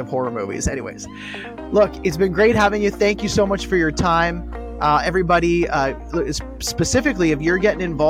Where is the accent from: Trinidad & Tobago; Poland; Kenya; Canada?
Canada; as a Canadian